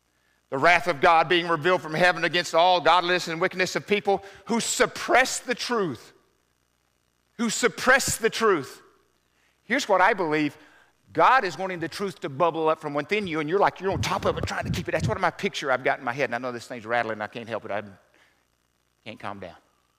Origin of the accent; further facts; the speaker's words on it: Southern US, United States; I grew up in the South, so we used to have the Bible man come to school.